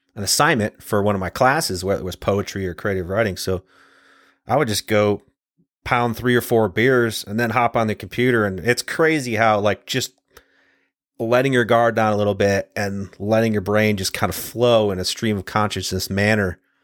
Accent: Ohio, United States; from the time I was a kid growing up in Ohio

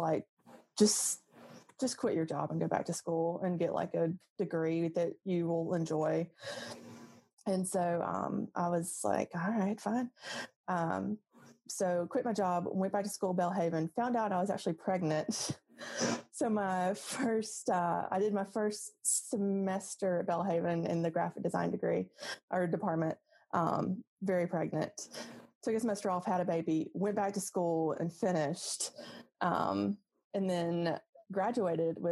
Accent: Jackson, Mississippi, United States; I grew up in the South Jackson / Byram area. I went to Terry High School.

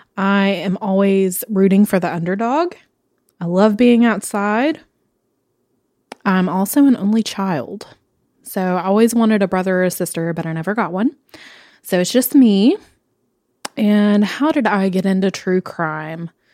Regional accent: Knoxville, Tennessee, United States; I grew up here in Knoxville

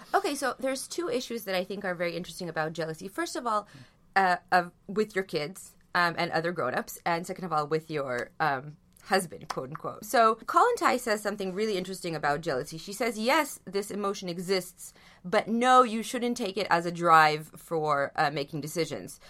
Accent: Israel; I come from Israel

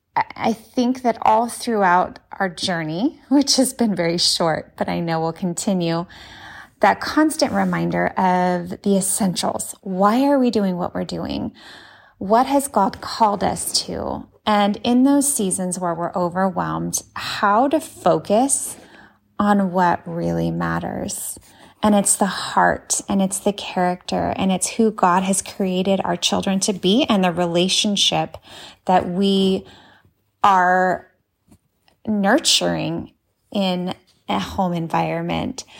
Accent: Pomona, California, United States; I'm from Pomona, California

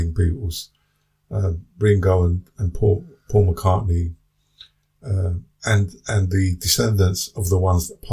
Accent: London, United Kingdom; growing up in the 60s in London and 70s

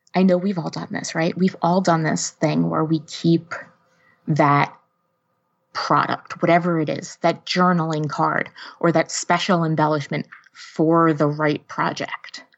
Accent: outside New York City, New Jersey, United States; now in East Lansing, United States; i live in east lansing michigan right now but i was born and raised right outside of new york city in north jersey

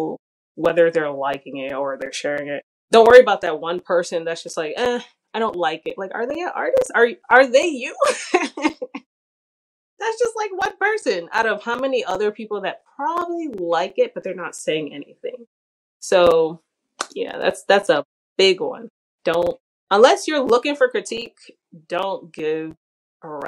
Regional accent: New York City, New York, United States; I'm from the Bronx

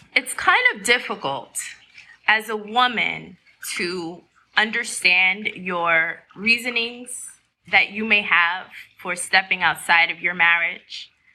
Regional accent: New York, United States; I'm a New Yorker

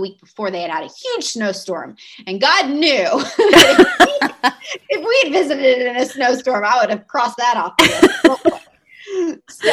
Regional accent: Georgia, United States; moved away as an adult; now in Omaha, United States; we're from Georgia

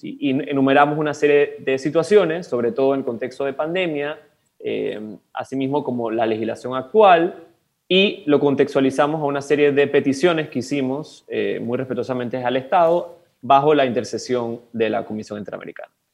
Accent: Panama; tenemos todos como panameñas y panameños

